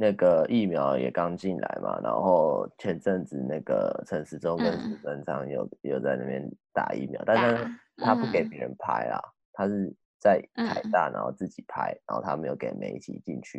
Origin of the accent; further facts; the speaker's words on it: Taiwan; 因为就我们台湾人去年对早就已经知道说哦，